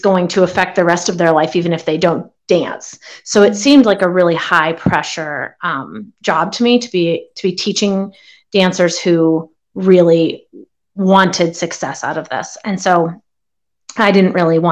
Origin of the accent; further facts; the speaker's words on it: Johnstown, Pennsylvania, United States; moved away; I'm originally from Johnstown, Pennsylvania, so that's just kind of right in the center of the state